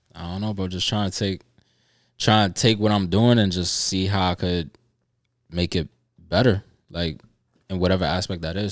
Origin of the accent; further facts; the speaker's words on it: New York, United States; being a New Yorker